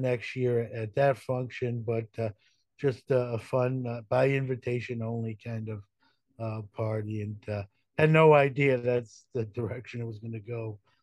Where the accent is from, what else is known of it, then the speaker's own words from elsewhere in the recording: New York City, New York, United States; growing up in Brooklyn.